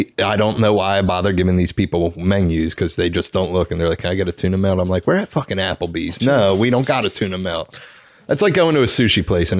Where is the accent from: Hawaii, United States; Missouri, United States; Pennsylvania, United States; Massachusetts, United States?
Pennsylvania, United States; Philadelphia; we're from Philly.